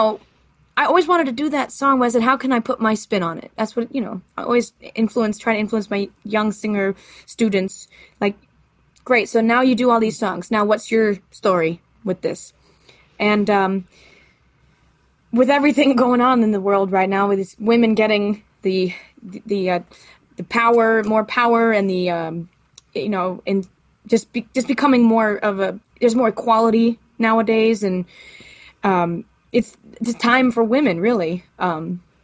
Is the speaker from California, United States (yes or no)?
no; the Poconos, Pennsylvania, United States; I grew up hanging out in the Poconos